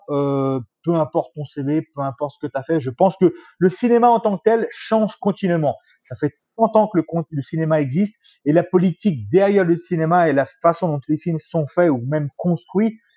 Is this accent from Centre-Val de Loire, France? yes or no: yes; Bourges, Centre-Val de Loire, France; also born or lived in Évry; Je suis né en France, à Évry. pour ceux qui ne savent pas, c'est en région parisienne. J'ai habité ensuite un peu partout en France, dans plusieurs patelins. Et puis j'ai atterri à Bourges pendant quelques temps, où j'ai vécu jusqu'à à peu près 20 ans.